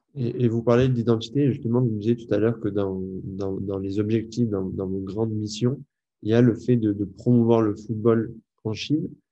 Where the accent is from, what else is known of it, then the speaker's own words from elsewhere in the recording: France; en tant que Français, je vais dire en tant qu'européen mais on va dire plus précisément en tant que Français